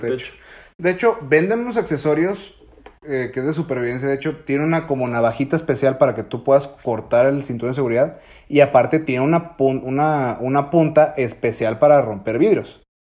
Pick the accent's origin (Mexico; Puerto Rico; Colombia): Mexico